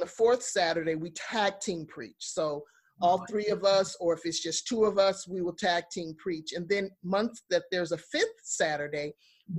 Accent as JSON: {"language": "English", "region": "New York", "country": "United States", "tie": "born or raised there", "said": "Growing up in New York and working with children, young people in the inner city"}